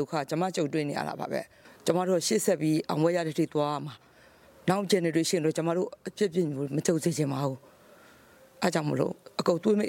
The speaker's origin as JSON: {"language": "Burmese", "country": "Myanmar", "tie": "born there"}